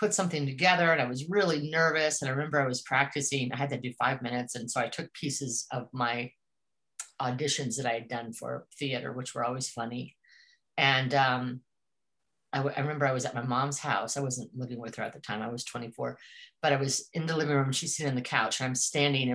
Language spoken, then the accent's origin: English; Colorado, United States; moved away as an adult; also born or lived in Northwest; I grew up mostly in Colorado